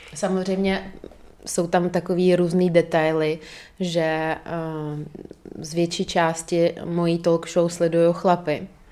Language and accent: Czech; Dagestan, Russia; moved away; pocházím z Dagestánu, což je velice konzervativní eh, prostředí, muslimský